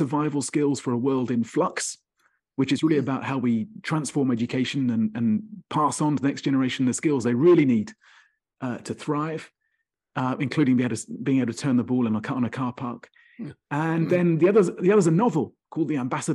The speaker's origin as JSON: {"language": "English", "area": "Kent", "region": "South East England", "country": "United Kingdom", "tie": "born or raised there", "said": "I grew up in Kent."}